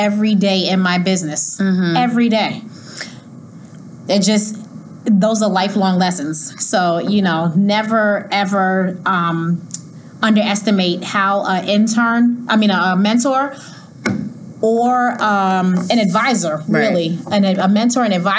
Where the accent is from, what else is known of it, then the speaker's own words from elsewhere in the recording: New York City, New York, United States; also born or lived in Miami, Florida; that block is 112th Road, and I grew up on that street in Jamaica, Queens